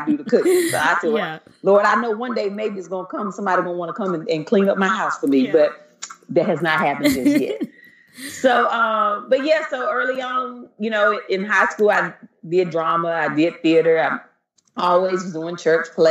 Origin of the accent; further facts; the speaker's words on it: Eden, North Carolina, United States; moved away as an adult; now in Los Angeles, United States; I grew up in North Carolina, a little small town called Eden